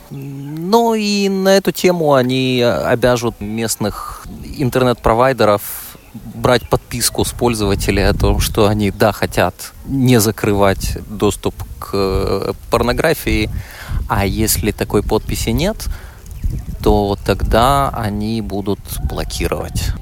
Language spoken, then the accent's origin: Russian; Kyiv, Ukraine; moved away; Да, я родом из Киева